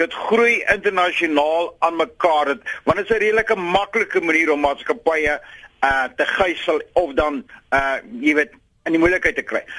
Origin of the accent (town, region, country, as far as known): South Africa